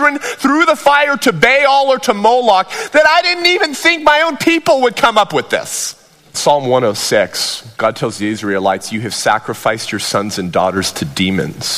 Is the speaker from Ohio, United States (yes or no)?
no; Whittier, California, United States; I grew up in Whittier, California.